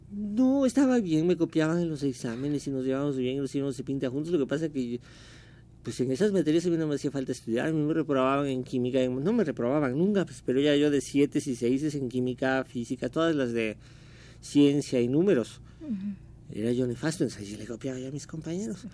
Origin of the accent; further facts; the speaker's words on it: Mexico City, Mexico; also born or lived in Córdoba, Veracruz; Mis recuerdos son del distrito, yo crecí en México